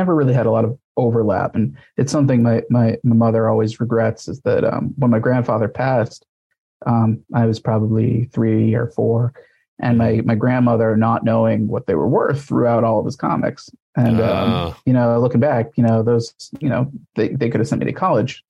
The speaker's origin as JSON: {"language": "English", "region": "Missouri", "country": "United States", "tie": "born or raised there", "said": "I grew up in Missouri."}